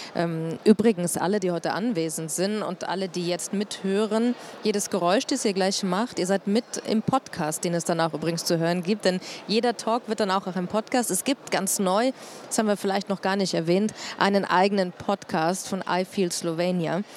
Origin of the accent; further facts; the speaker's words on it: Munich, Bavaria, Germany; Ich ähm, komme aus München, ich liebe mein, meine Stadt